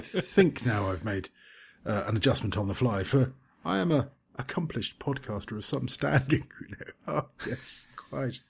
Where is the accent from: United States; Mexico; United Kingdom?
United Kingdom; now in Cyprus; as we're British